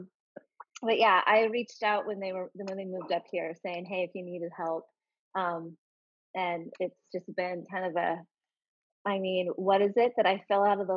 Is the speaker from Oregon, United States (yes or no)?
yes; Portland, Oregon, United States; I'm actually from Portland, so I am not a transplant.